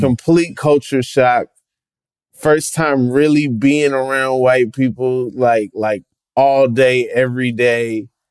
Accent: Atlanta, Georgia, United States; I grew up in in Atlanta, Georgia, pretty black city

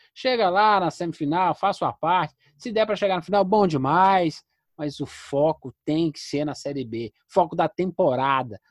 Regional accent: Contagem, Minas Gerais, Brazil; a cidade onde eu fui criado. É, nós somos contagem das abóbora

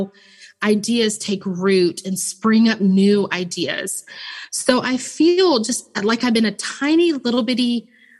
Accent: Memphis, Tennessee, United States; I'm originally from Memphis

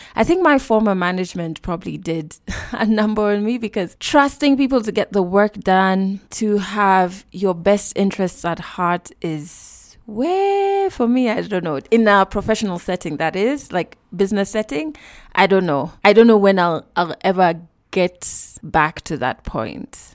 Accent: Kenya; I'm Kenyan

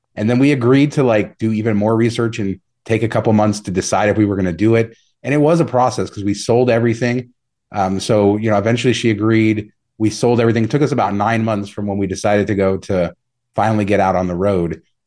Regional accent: Las Vegas, Nevada, United States; also born or lived in Southern California; I moved to Vegas in nineteen ninety-three when I was a kid and kinda grew up here

